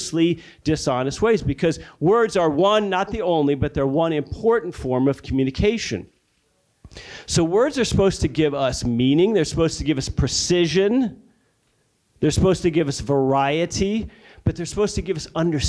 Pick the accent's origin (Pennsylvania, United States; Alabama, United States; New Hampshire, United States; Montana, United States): Alabama, United States; my home state of Alabama